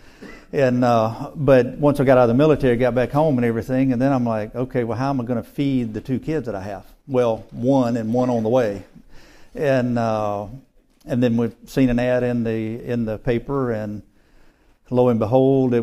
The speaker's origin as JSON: {"language": "English", "region": "Mississippi", "country": "United States", "tie": "born or raised there", "said": "Born and raised in Mississippi"}